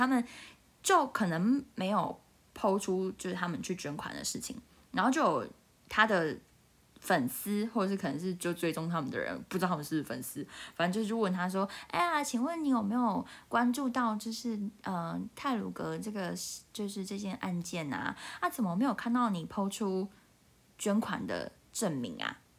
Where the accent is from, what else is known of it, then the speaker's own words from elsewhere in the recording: Taiwan; 因为我台湾人都很很爱骂大陆人